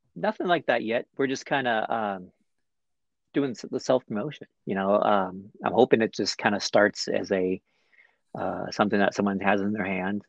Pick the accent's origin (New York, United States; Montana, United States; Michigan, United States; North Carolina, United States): Montana, United States; Butte; my hometown. um, which is Butte, Montana